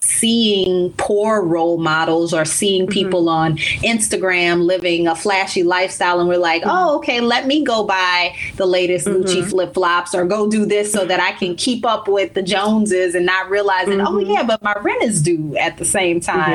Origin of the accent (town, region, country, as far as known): New Orleans, Louisiana, United States; born or raised there; moved away as an adult; also born or lived in Baltimore / Chicago / Dallas; now in Miami, United States